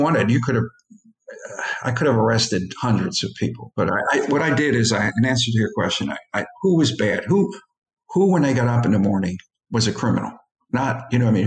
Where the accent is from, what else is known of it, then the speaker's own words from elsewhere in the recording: Philadelphia, Pennsylvania, United States; I grew up among Italians in South Philly